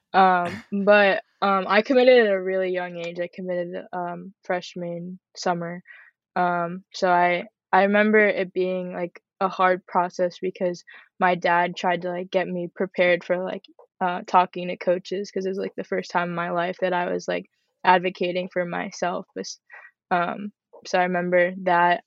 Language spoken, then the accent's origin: English; Parkland, Florida, United States; also born or lived in Boca Raton, Florida; I'm from Parkland, Florida. I was born in Boca Raton